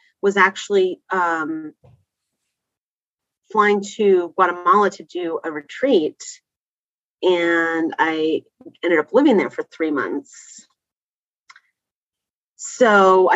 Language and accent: English; Bay Area, California, United States; also born or lived in Canada / London, England / San Diego; And then we moved to California. And in California, we lived in the Bay Area, and it was a great place to grow up